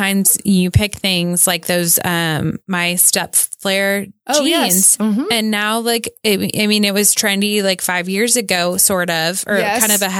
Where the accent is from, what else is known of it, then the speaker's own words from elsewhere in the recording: Oklahoma City, Oklahoma, United States; growing up in Oklahoma City